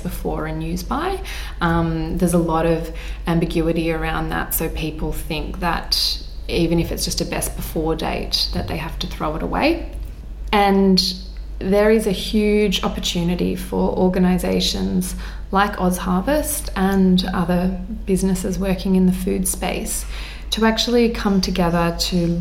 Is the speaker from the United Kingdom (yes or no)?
no; Australia; as an Aussie kid